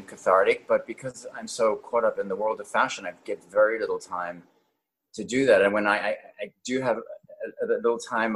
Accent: Cape Town, Western Cape, South Africa; moved away; also born or lived in Johannesburg, South Africa; I was born in Johannesburg, South Africa, and I grew up in Cape Town, and then I went back to Johannesburg to finish my high school.

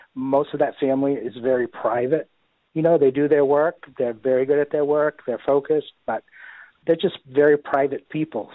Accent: Bangor, Maine, United States; I was born right here in Bangor, lived in Bangor all my life

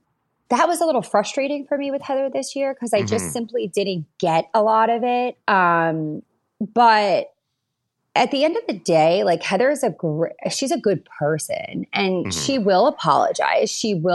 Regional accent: Long Island, New York, United States; Like, I'm from Long Island. I grew up with like a bunch of my girlfriends.

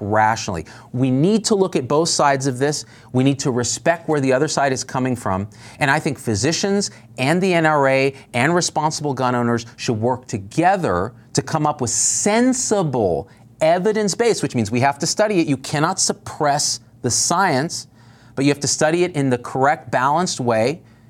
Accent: Clovis, California, United States; I grew up in Clovis, California, rural Central Valley, California.

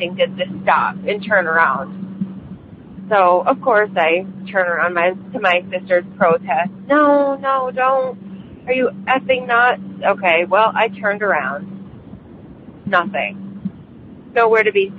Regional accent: Michigan, United States; I'm from Michigan.

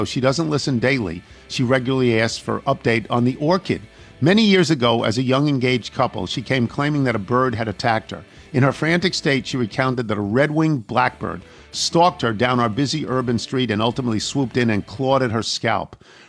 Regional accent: Houston, Texas, United States; I'm from Houston, and mockingbirds are very common and happen to be the state bird.

